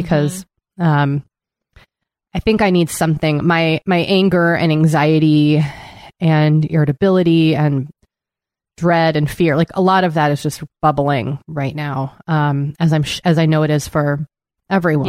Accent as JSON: {"language": "English", "region": "East Coast", "country": "United States", "tie": "born or raised there", "moved": "yes", "lives_now": "Los Angeles, United States", "said": "growing up in the East Coast and that still lingers."}